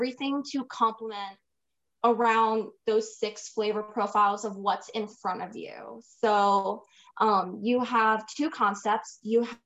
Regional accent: Midwest, United States; moved away; also born or lived in California; I am Puerto Rican, Italian descent, but I was raised in the Midwest

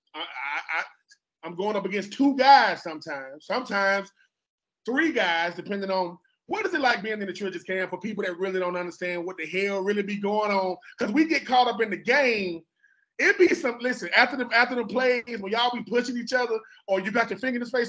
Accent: Georgia, United States; I'm from Georgia

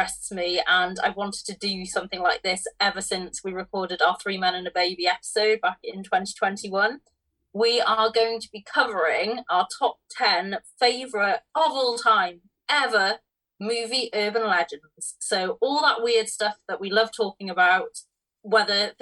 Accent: Wales, United Kingdom; me being Welsh

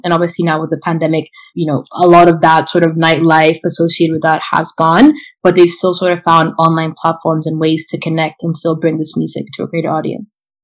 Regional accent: Kenya; moved away; I'm from Kenya

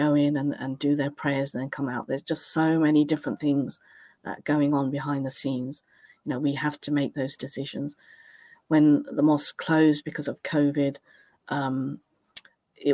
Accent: Cambridge, East of England, United Kingdom; I was literally born off Mill Road. My parents had a home on Mill Road. We grew up on Mill Road.

